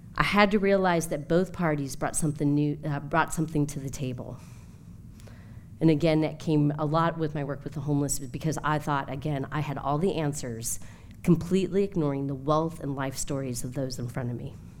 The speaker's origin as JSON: {"language": "English", "region": "New Jersey", "country": "United States", "also_born_or_lived": "Atlanta", "moved": "yes", "lives_now": "Washington, DC, United States", "said": "I come from New Jersey"}